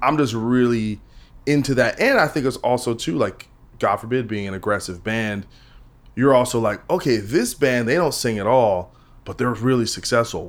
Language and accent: English; New Jersey, United States; I'm from Jersey